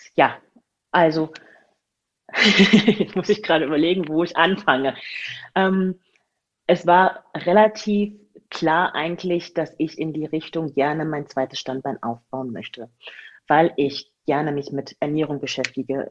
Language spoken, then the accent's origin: German; Magdeburg, Saxony-Anhalt, Germany; moved away; also born or lived in Spain / Hamburg / Augsburg; Geboren wurde ich in Magdeburg und ähm, bin dann irgendwann weggezogen von Magdeburg